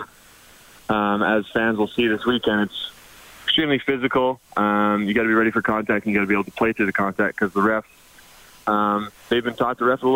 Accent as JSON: {"language": "English", "town": "Edmonton", "region": "Alberta", "country": "Canada", "tie": "born or raised there", "said": "my hometown."}